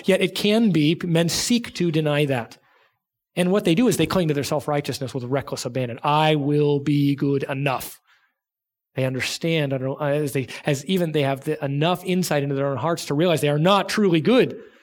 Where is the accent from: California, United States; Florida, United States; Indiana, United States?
California, United States; Southern; moved away; I grew up in Southern California